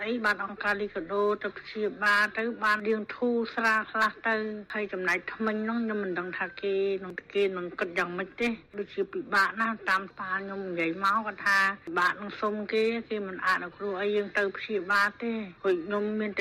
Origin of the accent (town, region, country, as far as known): Cambodia